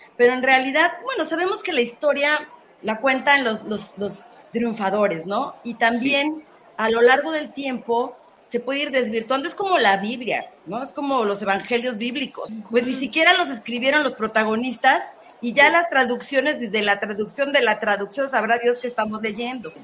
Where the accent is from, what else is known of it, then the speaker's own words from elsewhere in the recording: Mexico; como mexicanos